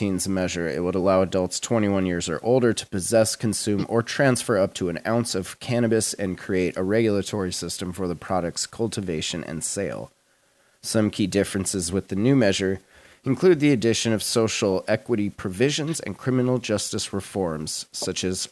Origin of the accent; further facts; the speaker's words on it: Montana, United States; My home state, Montana